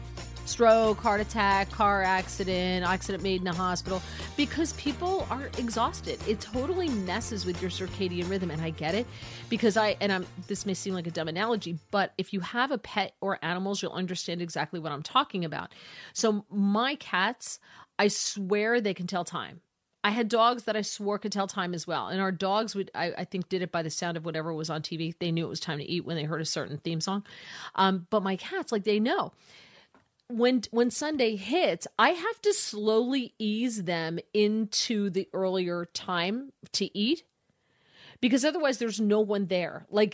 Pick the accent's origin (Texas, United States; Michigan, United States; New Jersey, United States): New Jersey, United States; now in Washington D.C., United States; listening on WABC from my home state of New Jersey.